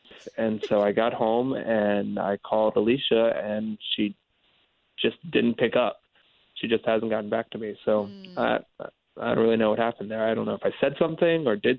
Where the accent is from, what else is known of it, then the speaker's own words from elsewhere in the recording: Ocoee, Florida, United States; I'm from Ocoee.